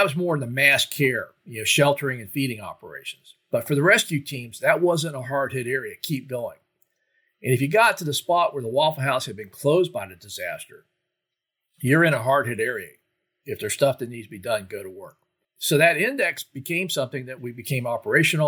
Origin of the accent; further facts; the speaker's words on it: Florida, United States; as I was growing up in Florida